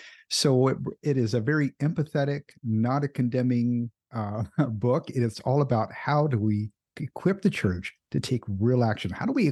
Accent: Kentucky, United States; also born or lived in Indiana / Florida; I'm a native of Indiana. I grew up in Kentucky and Florida.

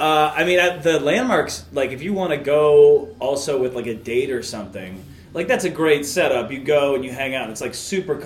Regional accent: Michigan, United States; moved away; also born or lived in Denver, Colorado; I'm from Michigan, and I was in, you know, Denver for 15 years, or in Colorado for 15 years

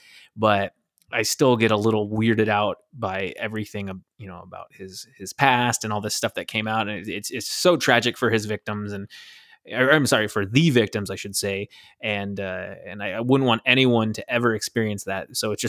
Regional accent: Mount Vernon, Washington, United States; You know, the shootout at the end takes place in Mount Vernon, Washington, which is my hometown.

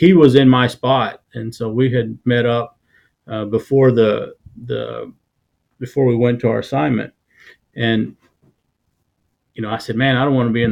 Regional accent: Maypearl, Texas, United States; moved away as an adult; also born or lived in Dallas, Texas; now in Victoria, United States; Maypearl, very small town

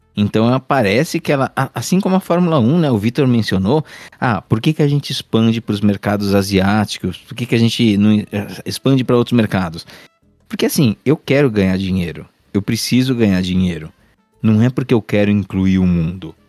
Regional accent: Brazil; Eu também sou brasileiro

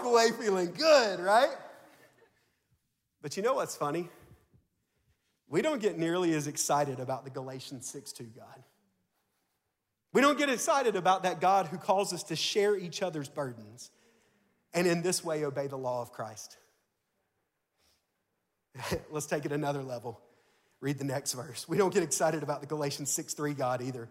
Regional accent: Tuscaloosa, Alabama, United States; now in Mississippi, United States; I'm from Tuscaloosa, Alabama

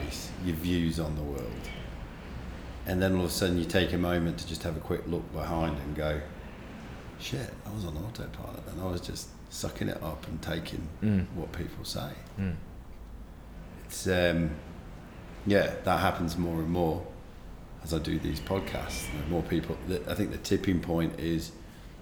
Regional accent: England, United Kingdom; moved away; also born or lived in Western Australia; I'm English by birth

